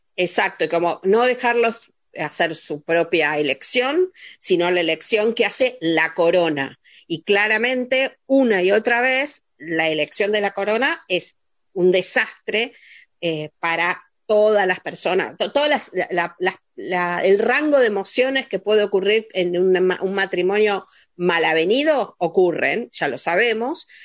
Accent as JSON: {"language": "Spanish", "country": "Argentina", "said": "nosotros como espectadores argentinos"}